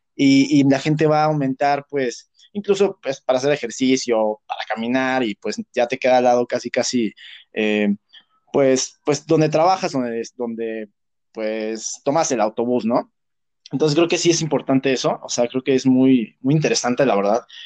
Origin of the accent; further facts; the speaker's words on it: Texcoco, State of Mexico, Mexico; yo no soy de la Ciudad de México, yo soy de Texcoco